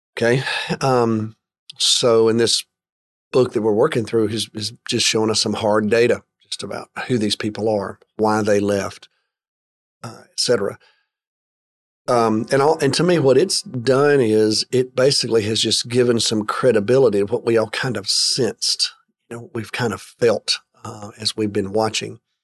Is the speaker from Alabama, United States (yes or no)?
yes; Alabama, United States; I grew up in the state of Alabama